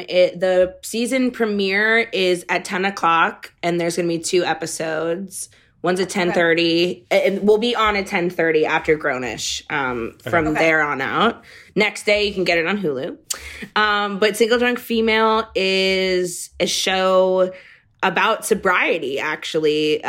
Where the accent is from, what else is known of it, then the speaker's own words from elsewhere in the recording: Massachusetts, United States; Well, it is, you know, I'm from Massachusetts originally. I don't know if you guys knew that.